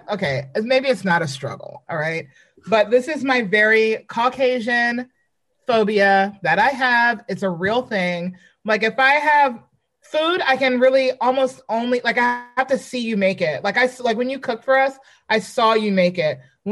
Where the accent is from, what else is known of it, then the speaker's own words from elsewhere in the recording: New York City, New York, United States; I'm from Brooklyn, but I replaced Brooklyn with Queens.